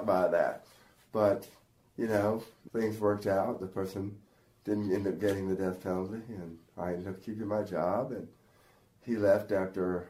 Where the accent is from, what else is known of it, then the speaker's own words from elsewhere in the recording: Mount Olive, North Carolina, United States; I grew up in Mount Olive.